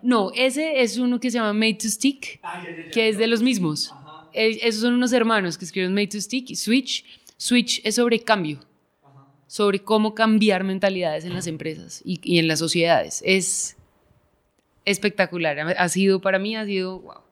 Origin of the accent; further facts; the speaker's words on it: Bogotá, Colombia; yo crecí afuera, en Bogotá